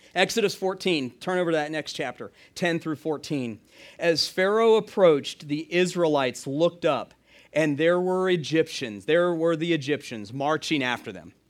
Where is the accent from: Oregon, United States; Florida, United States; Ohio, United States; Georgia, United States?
Georgia, United States; Atlanta; the town I grew up in, Atlanta, Georgia.